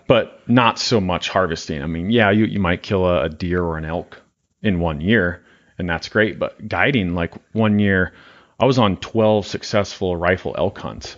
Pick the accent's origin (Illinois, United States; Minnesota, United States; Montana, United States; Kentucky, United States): Montana, United States; now in Wyoming, United States; I'm from Montana